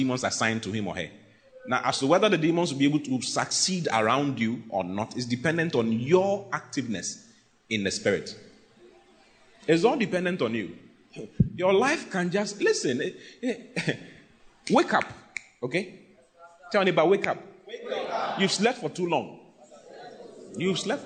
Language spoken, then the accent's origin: English; Accra, Greater Accra, Ghana; there's a principality in my area where I was raised in Accra.